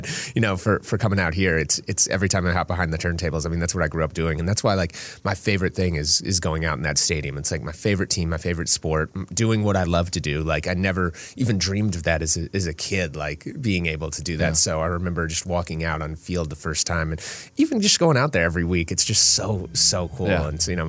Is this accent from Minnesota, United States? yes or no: yes; Minnesota, United States; I grew up out here in Minnesota and I remember listening to him